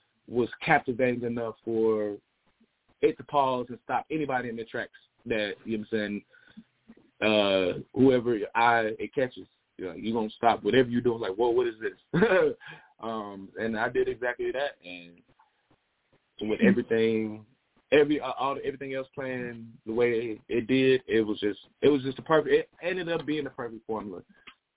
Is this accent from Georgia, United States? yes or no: yes; Smyrna, Georgia, United States; also born or lived in Fulton County, Georgia / China; I grew up with here in Smyrna, in Atlanta